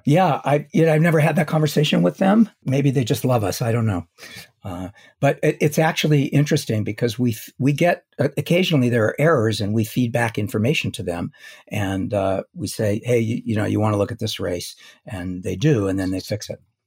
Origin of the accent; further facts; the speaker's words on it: Los Angeles, California, United States; I was born in Los Angeles